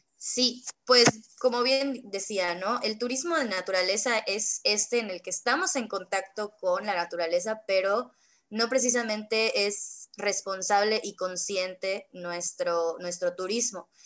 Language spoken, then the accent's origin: Spanish; Mérida, Yucatán, Mexico; yo soy de Mérida, Yucatán